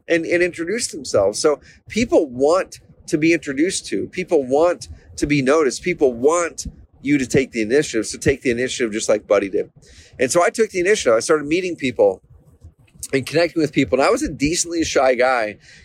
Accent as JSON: {"language": "English", "region": "Oregon", "country": "United States", "said": "I'm from Oregon."}